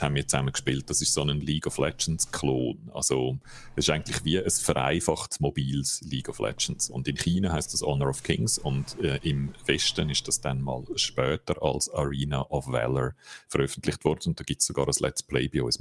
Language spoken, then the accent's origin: German; Switzerland; bei uns in der Schweiz